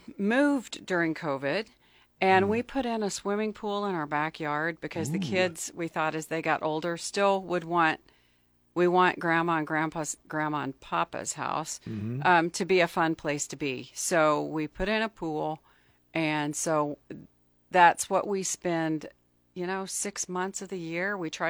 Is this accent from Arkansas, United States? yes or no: yes; Pine Bluff, Arkansas, United States; now in Lincoln, United States; I grew up in Arkansas in Pine Bluff, which is sort of a sad, dying town right now. It was a great place to grow up. Very diverse community, mm-hmm. very different from when I moved to Lincoln.